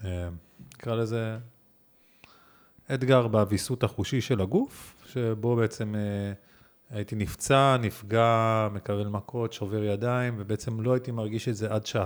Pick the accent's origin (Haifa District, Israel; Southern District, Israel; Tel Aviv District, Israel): Tel Aviv District, Israel; Givatayim; also born or lived in Ramat Gan; אה, כן, אבל כן גדלתי בגבעתיים, רמת גן, עמידר, פרדס כץ, כזה, זה היה... אה, האזור אה, ילדות שלי.